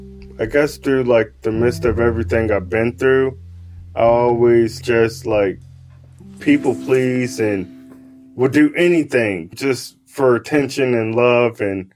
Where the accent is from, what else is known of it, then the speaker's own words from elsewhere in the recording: West Virginia, United States; you know, I came from West Virginia and it's, like, a totally, like, different, like, atmosphere. Yeah. The city lights and everything, I was bugging, you know.